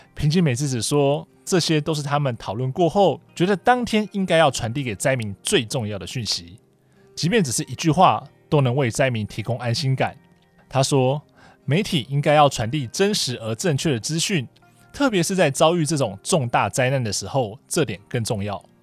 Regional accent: Taiwan; 我来自台湾

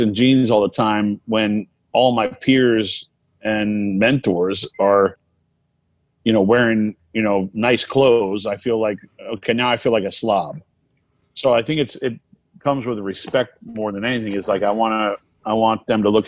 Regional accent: Maine, United States; moved away; my hometown of Maine

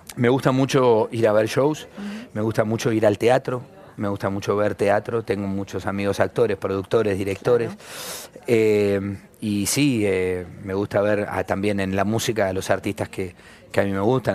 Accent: Argentina

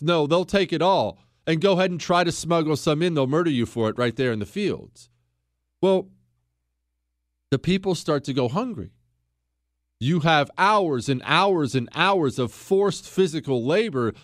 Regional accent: United States; I'm an American.

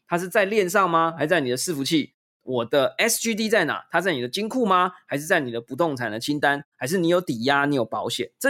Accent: Taiwan; 然后呢，我是台湾人，我没有新加坡公民的身份，我没有新加坡的公司或银行户头，我就不能做这件事嘛？

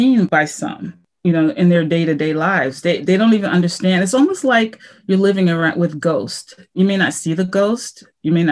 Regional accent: United States; I was from the United States of America

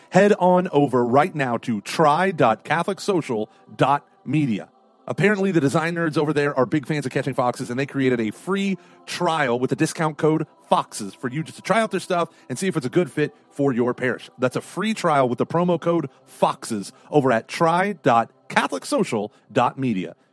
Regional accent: Dayton, Ohio, United States; They can tell I'm from Dayton, Ohio.

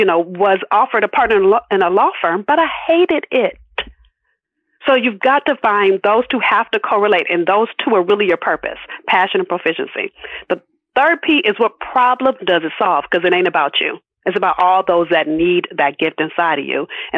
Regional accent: Los Angeles, California, United States; And I'm from South Central LA. Let me keep it all the way real. If those of you that saw Boys in the Hood, I grew up probably 10 blocks from where they filmed that movie.

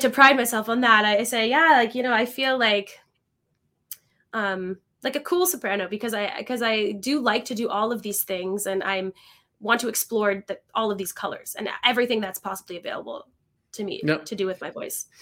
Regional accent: Niagara Falls, Ontario, Canada; moved away as an adult; also born or lived in Kitchener-Waterloo; now in Montreal, Canada; I grew up in Niagara Falls, uh, Canada. So I spent my whole childhood there

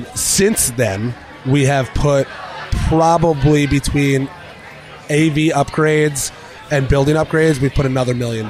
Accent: New Jersey, United States; moved away as an adult; also born or lived in New York City / Pennsylvania; now in Charleston, United States; I'm a New York, New Jersey guy. I grew up in North Jersey

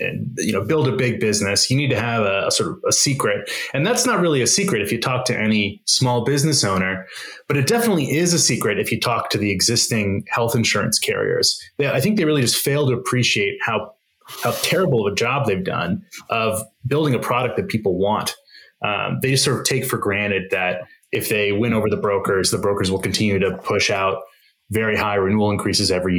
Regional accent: Arizona, United States; moved away as an adult; I grew up in Arizona, bounced around to the coasts for a couple schools

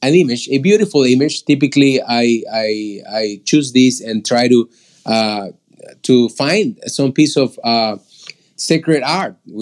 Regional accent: Peru; moved away; that's where I am from originally. I'm from Peru.

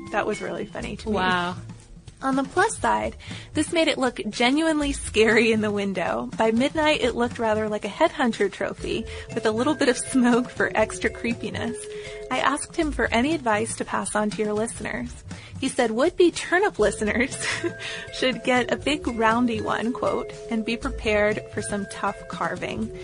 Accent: England, United Kingdom; Growing up in England in the 1970s, pumpkins were exotic and expensive items, so most children hollowed out turnips.

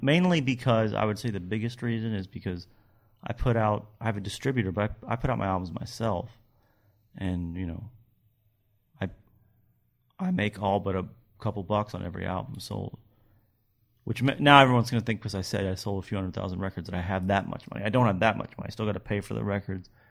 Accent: Kentucky, United States; moved away; I'm from, you know, I grew up in Kentucky. My family's all from Nashville.

